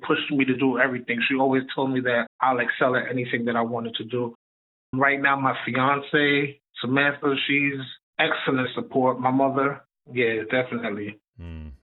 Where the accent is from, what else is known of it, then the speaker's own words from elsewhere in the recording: New York City, New York, United States; I'm from Brooklyn, New York, so you know it's kind of it was kind of dangerous growing up